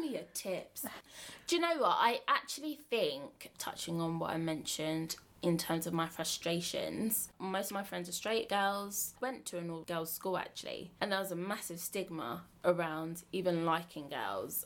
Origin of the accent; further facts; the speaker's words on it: Bromley, London, United Kingdom; I am from Bromley, which is basically Kent, but not really Kent.